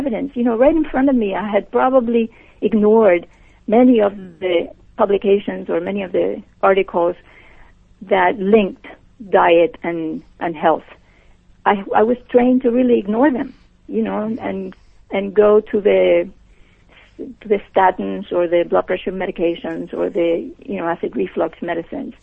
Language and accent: English; Puerto Rico; moved away; I was born and raised and educated in Puerto Rico